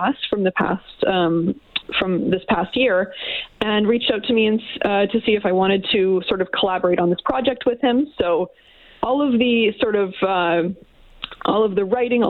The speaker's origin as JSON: {"language": "English", "town": "St. Albert", "region": "Alberta", "country": "Canada", "tie": "born or raised there", "also_born_or_lived": "Edmonton", "moved": "as an adult", "lives_now": "Oakville, Canada", "said": "I was raised in St. Albert"}